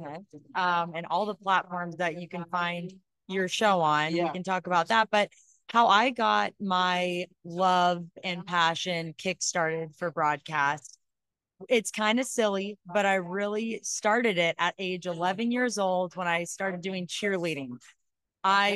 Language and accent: English; Sacramento, California, United States; moved away as an adult; also born or lived in Arizona / San Francisco; I'm originally from the Sacramento area